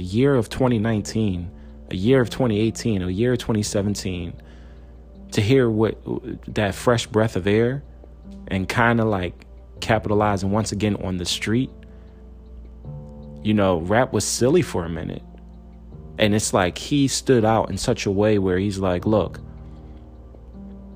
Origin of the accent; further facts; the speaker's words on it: Philadelphia, Pennsylvania, United States; I'm from originally from Philadelphia